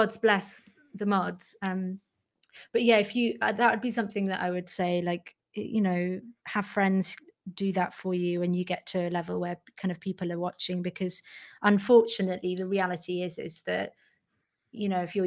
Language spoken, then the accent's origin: English; Manchester, North West England, United Kingdom; I grew up in Manchester